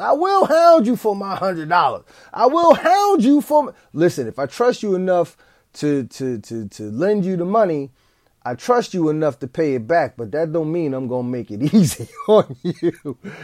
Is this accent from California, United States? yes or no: no; East Orange, New Jersey, United States; the school that I went to as a child in my hometown of East Orange, New Jersey